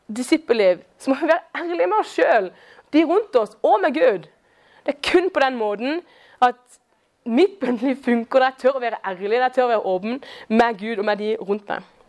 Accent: Kristiansand, Agder, Norway; jeg er fra Kristiansand. Eh, og jeg er nærmest Eller jeg vokste opp da, som nærmest nabo til Julius

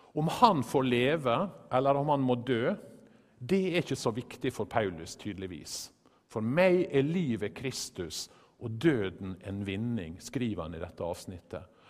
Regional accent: Western Norway, Norway; Vi er jo begge fra Vestlandet

